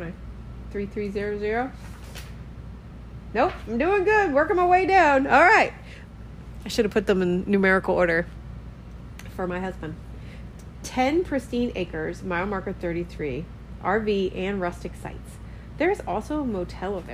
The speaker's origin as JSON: {"language": "English", "region": "Maryland", "country": "United States", "moved": "yes", "lives_now": "Key West, United States", "said": "we're from Maryland and everything there is like woods or bay"}